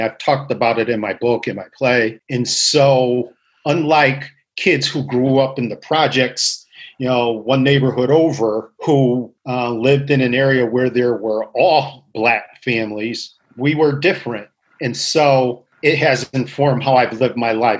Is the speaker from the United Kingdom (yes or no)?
no; Waterbury, Connecticut, United States; I grew up in Waterbury, Connecticut. I was born here, lived all my life here.